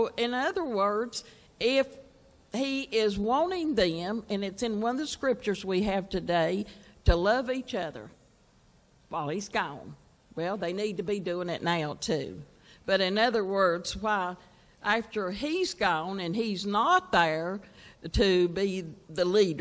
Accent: Virginia, United States; I was from Virginia

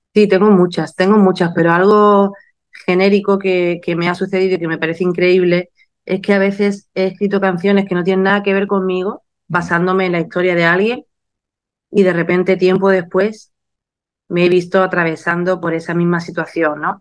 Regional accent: Málaga, Andalusia, Spain; he tenido muchos reconocimientos en mi tierra, como la medalla de oro de mi ciudad

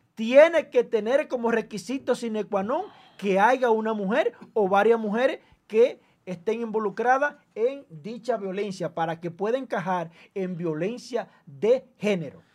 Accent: Dominican Republic; nosotros tenemos como dominicanos

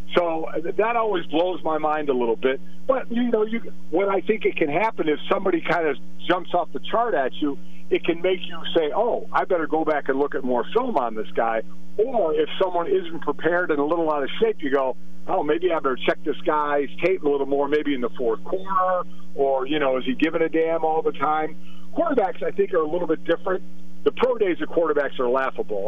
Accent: Cleveland, Ohio, United States; born or raised there

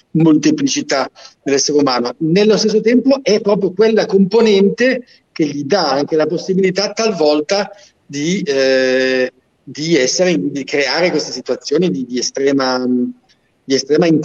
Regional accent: Genoa, Liguria, Italy; Io sono genovese, sì.

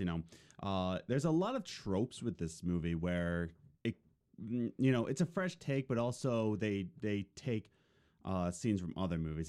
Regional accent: Philadelphia, Pennsylvania, United States; I was born and raised in Philadelphia, but when my parents divorced, uh, me and my mom lived with my grandparents, in the suburbs of Philadelphia

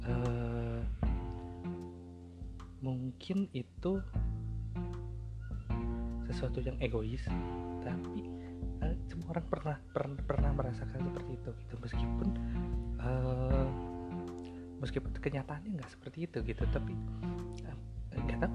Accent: Bandung, West Java, Indonesia; born there; masih tapi uh, lahir di Bandung uh, kuliah di Universitas Pendidikan Indonesia di UPI jurusan seni rupa

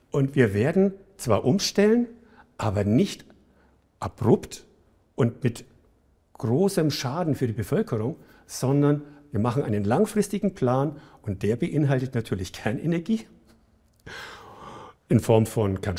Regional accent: Bavaria, Germany; Ich komme aus der Gegend in Bayern, die, als ich da aufgewachsen bin, die schlechteste Luft hatte in Bayern.

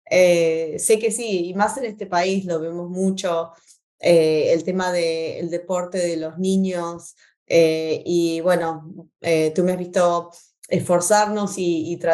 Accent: Argentina; moved away as an adult; Eh, y eh, vinimos de Argentina como estudiantes internacionales. mi esposo como deportista, con beca deportista, él jugó al fútbol, que es lo que mis hijos hacen desde que se acuerda, desde la cuna, como buenos argentinos.

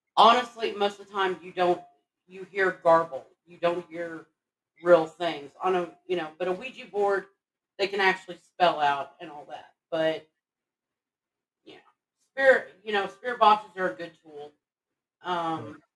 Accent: Texas, United States; I'm from Texas

